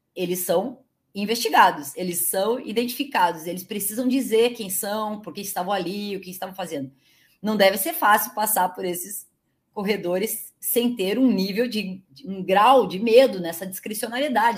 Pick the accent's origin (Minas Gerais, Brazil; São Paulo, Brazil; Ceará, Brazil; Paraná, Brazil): Paraná, Brazil; Curitiba; Eu sou de Curitiba